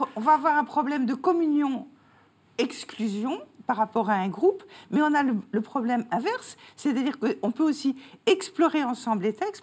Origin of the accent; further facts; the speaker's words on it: France; now in Belgium; je suis française, mais j'habite en Belgique